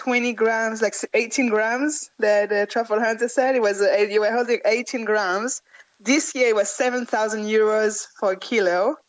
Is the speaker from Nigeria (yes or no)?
no; France; I grew up in France and I traveled to Italy since before I speak.